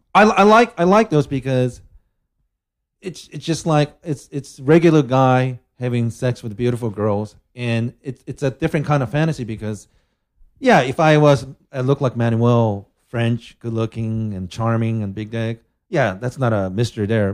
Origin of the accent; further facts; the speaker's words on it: Japan; I'm from Japan